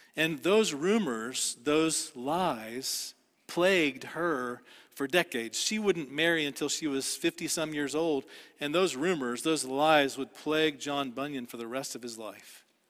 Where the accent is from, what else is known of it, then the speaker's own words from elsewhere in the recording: Dallas, Texas, United States; I grew up in Dallas